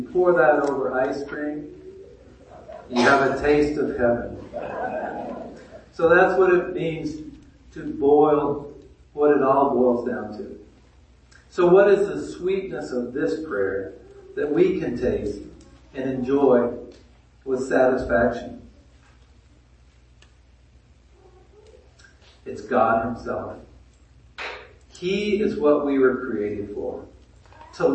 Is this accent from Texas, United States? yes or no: no; Maine, United States; now in Dawsonville, United States; I grew up in Maine, and my family and friends each spring would go out and collect sap